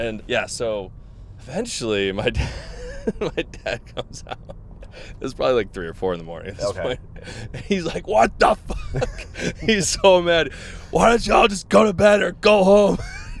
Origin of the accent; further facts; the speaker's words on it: Boston, Massachusetts, United States; So I'm from Boston. Beautiful state, beautiful area. Yeah. From born and raised in Massachusetts.